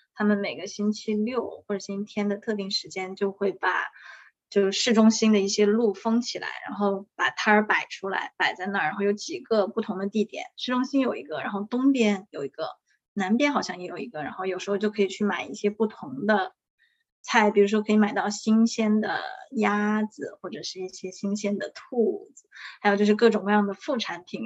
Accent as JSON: {"language": "Chinese", "region": "Sichuan", "country": "China", "moved": "as an adult", "lives_now": "Austin, United States", "said": "我是四川人"}